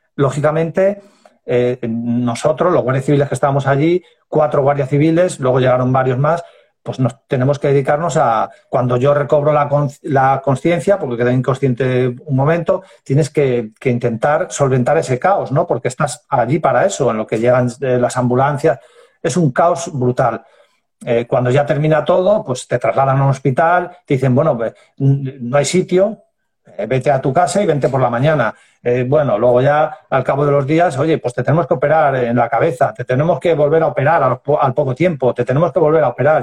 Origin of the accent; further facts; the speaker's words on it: Ciudad Rodrigo, Castile and León, Spain; niño que nace en, en Ciudad Rodrigo, en Salamanca, en el año 72, o sea que ya voy para viejo